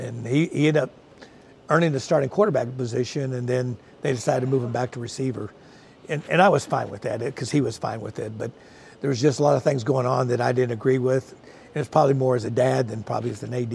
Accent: Richardson, Texas, United States; also born or lived in Dallas; I grew up in the Richardson area

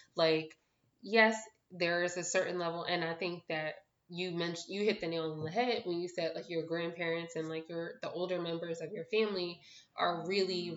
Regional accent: Philadelphia, Pennsylvania, United States; moved away as an adult; now in Pittsburgh, United States; I'm from Philadelphia. I live now in Pittsburgh

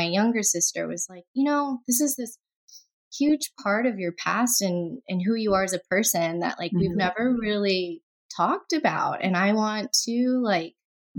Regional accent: the southern United States, United States; I grew up in the U.S., primarily in the southern states

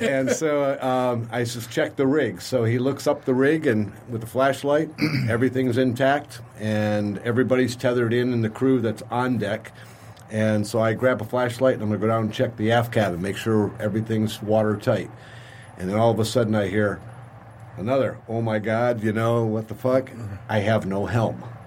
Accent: St. Clair Shores, Michigan, United States; growing up in St. Clair Shores on the lake

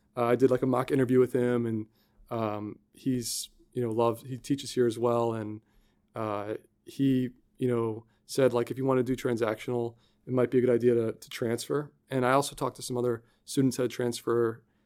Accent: Columbia, Maryland, United States; now in Houston, United States; I grew up in, uh, Columbia, Maryland

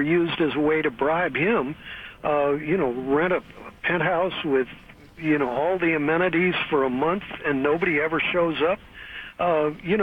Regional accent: Missouri, United States; now in California, United States; Yeah, but I'm from Missouri, the show-me state

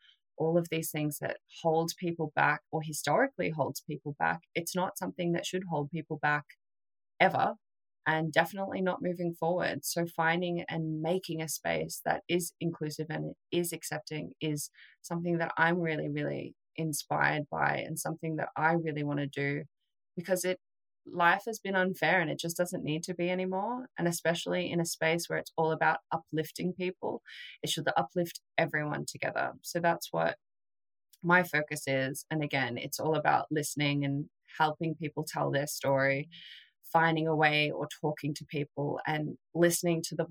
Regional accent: Australia

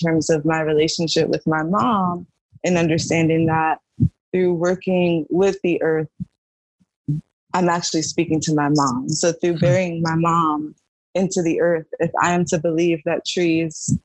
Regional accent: United States; I'm American

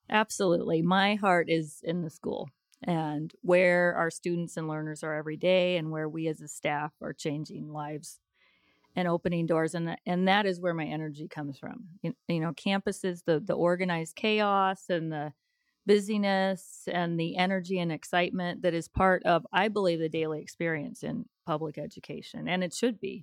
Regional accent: Colorado, United States; moved away as an adult; also born or lived in Arizona / Denver; now in Evansville, United States; I am originally from Colorado

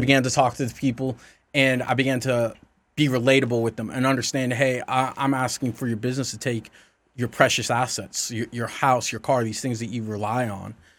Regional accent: the South, United States; I grew up in the South.

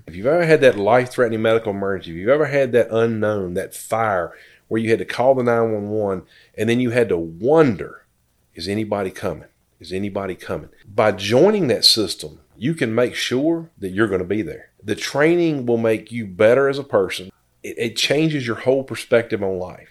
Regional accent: Danville, Virginia, United States; I was born and raised here in Danville, graduated from GW

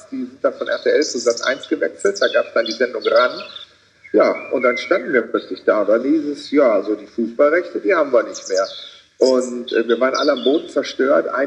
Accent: Rhineland, Germany; Ich wollte aus irgendwelchen Gründen als Rheinländer auch im Rheinland bleiben.

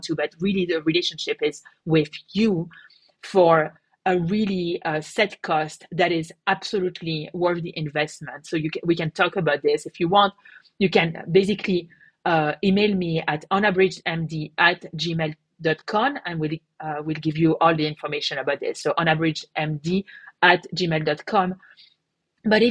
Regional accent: France; moved away; I come from France.

